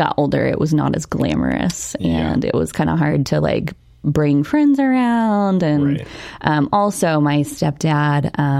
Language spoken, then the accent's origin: English; Newark, Ohio, United States; So I was born in Newark, Ohio